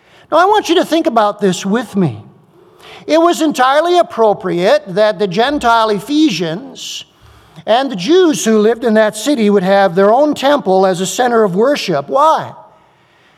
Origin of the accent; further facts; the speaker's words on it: United States; I'm an American